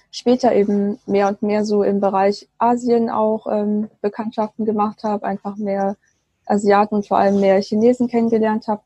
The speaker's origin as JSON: {"language": "German", "region": "Baden-Württemberg", "country": "Germany", "tie": "born or raised there", "lives_now": "Bonn, Germany", "said": "ich bin aufgewachsen im Schwabenland. Ich lebe jetzt aber mit meinem äh, chinesischen Mann in Bonn"}